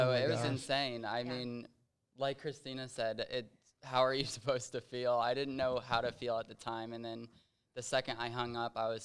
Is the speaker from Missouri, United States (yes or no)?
yes; Kansas City, Missouri, United States; I'm from Kansas City, Missouri